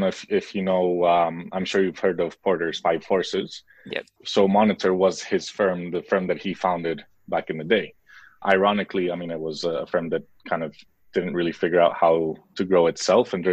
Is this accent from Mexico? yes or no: yes; Mexico; born there; moved away; also born or lived in United States / Spain / Switzerland; I was born in Mexico, then lived in the US, most of my schooling in Europe between Spain and Switzerland and then I did my studies in Spain